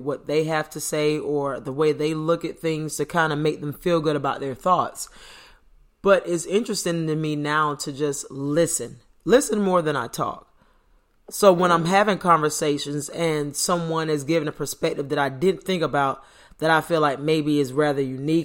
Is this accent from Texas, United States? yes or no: no; Florida, United States; I was born in Florida, stayed in Florida my whole life